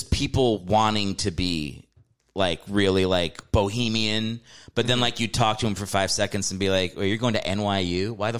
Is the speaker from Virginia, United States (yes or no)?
yes; Virginia, United States